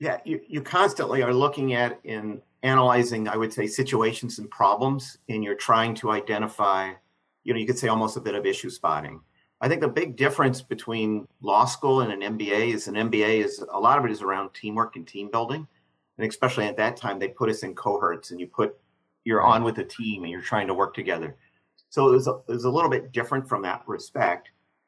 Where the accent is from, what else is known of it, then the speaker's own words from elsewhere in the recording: Chicago, Illinois, United States; I'm a Midwesterner. I wasn't born there, but I consider myself a Chicagoan.